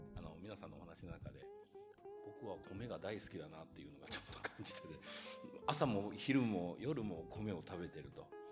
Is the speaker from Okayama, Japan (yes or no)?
yes; Okayama, Japan; 岡山出身